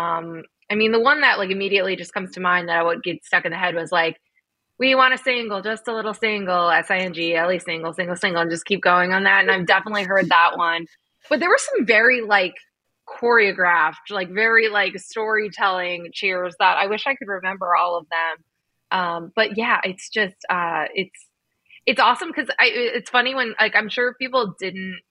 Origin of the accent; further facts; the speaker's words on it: New Jersey, United States; we grew up in New Jersey.